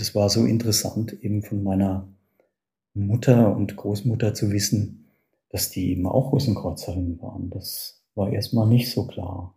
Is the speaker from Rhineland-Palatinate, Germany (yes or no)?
yes; a small village in the Palatinate, Rhineland-Palatinate, Germany; die Wurzeln liegen bei mir ähm, in einem kleinen Pfälzer Dorf. Und in diesem Dorf bin ich geboren